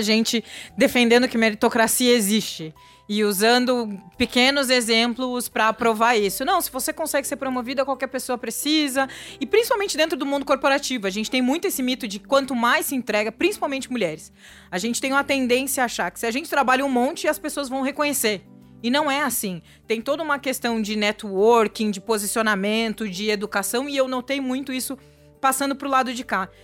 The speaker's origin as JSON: {"language": "Portuguese", "region": "interior of Rio Grande do Sul", "country": "Brazil", "moved": "yes", "lives_now": "São Paulo, Brazil", "said": "Eu que vim do interior do Rio Grande do Sul"}